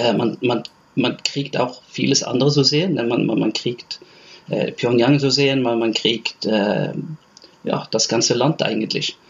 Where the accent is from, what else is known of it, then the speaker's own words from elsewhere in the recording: Stavanger, Rogaland, Norway; ich komme aus Stavanger